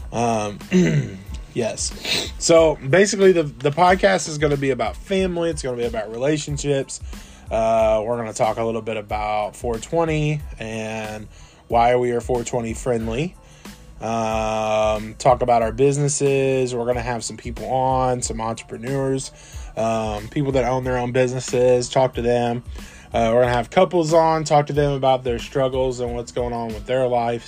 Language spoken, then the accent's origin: English; Southern Illinois, United States; We are from Southern Illinois, so we're a little small town, in a small town